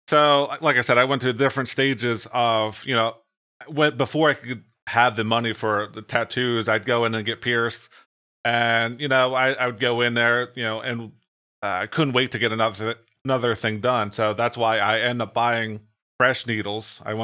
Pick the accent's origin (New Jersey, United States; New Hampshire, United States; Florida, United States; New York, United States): New Jersey, United States